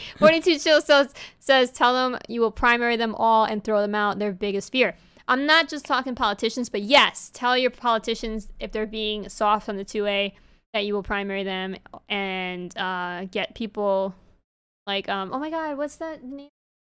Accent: New York, United States; I'm a former New Yorker. I'm really, really excited about this case and what it can mean for my home state.

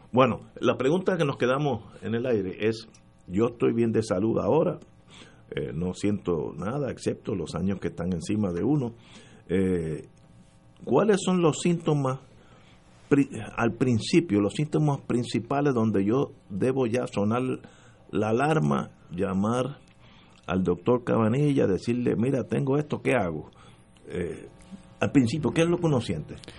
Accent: Puerto Rico; somos puertorriqueños

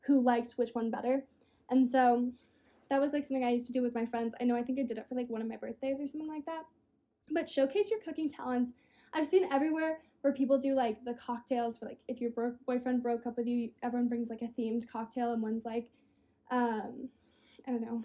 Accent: Australia; I'm from Australia, so I'm an ocean girl 100%.

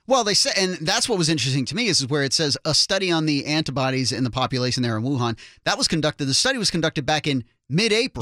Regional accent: the East Coast, Northeast, United States; now in Claremont, United States; I'm from the East Coast in the Northeast

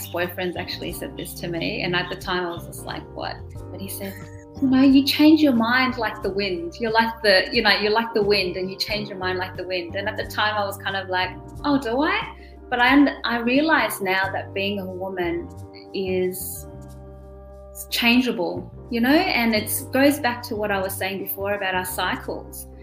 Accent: Australia; first language German; English is a second language; also born or lived in Germany; I was born in Germany and grew up speaking German and then came to Australia when I was 3 years old

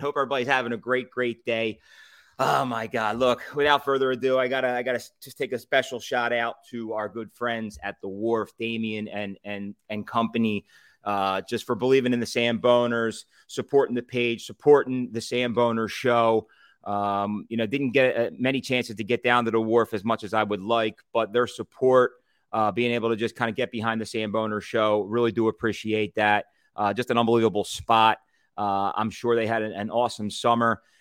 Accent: Philadelphia, Pennsylvania, United States; I'm from Philadelphia

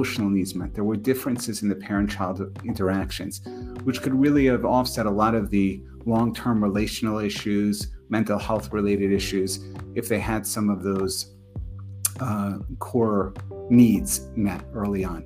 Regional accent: New York, United States; moved away as an adult; also born or lived in Connecticut; now in New Jersey, United States; originally from New York, so not so far from my hometown.

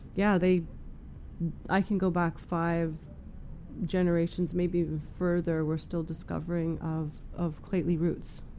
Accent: Prince George, British Columbia, Canada; moved away; I was born and raised here in Prince George

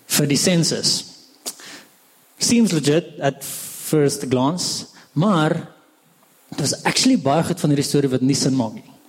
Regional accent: Hartbeespoort, North West, South Africa; also born or lived in Pretoria; ek kom van Hartbeespoort af

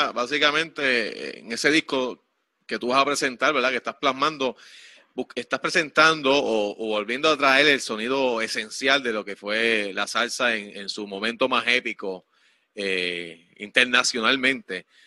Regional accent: Quebradillas, Puerto Rico; Yo soy de acá de Quebradilla, aquí cerquita de, de, ti

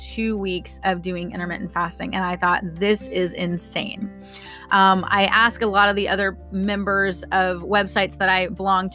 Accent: Florida, United States; I'm from Florida

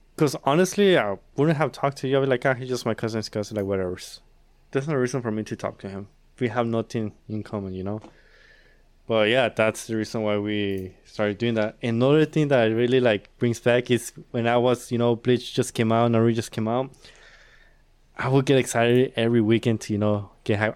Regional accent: Mexico; moved away; I was born in Mexico

